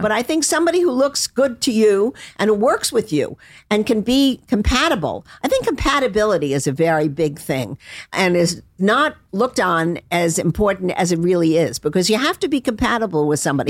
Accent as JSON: {"language": "English", "town": "Palm Beach", "region": "Florida", "country": "United States", "said": "I'm from Palm Beach"}